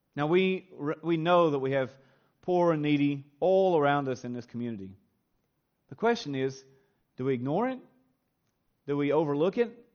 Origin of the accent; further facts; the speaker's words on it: Kentucky, United States; moved away as an adult; now in Australia; I was raised on a, a small little farm in a simple little town in the hills of Kentucky, in the good old U.S. of A.